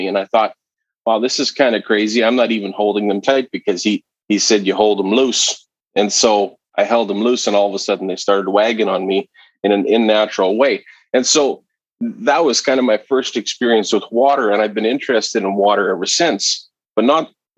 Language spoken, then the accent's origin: English; southern Manitoba, Canada; moved away as an adult; a company here in southern Manitoba, where I grew up in Canada. I no longer live here per se